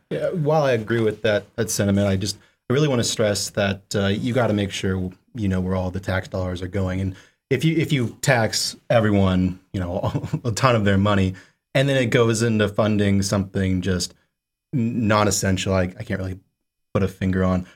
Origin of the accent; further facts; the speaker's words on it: Sun Valley, Idaho, United States; now in Seattle, United States; I come from Sun Valley, Idaho, which is, uh, well, to say the least, very different from Seattle